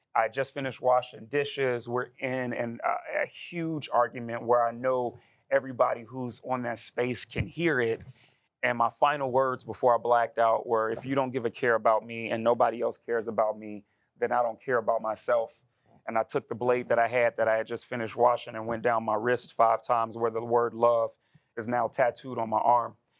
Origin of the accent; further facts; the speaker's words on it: Chicago, Illinois, United States; born and raised in Chicago, Illinois